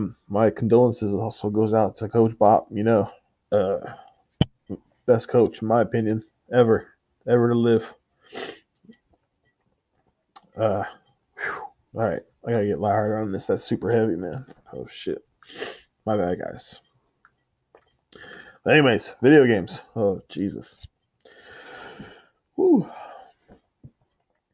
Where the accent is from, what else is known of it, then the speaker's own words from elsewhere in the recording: San Antonio, Texas, United States; I'm from San Antonio